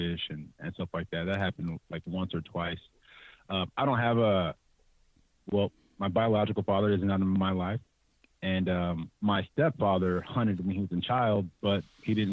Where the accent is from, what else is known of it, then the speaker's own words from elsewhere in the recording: San Jose, California, United States; Born and raised, born in San Jose, raised in the entire Bay Area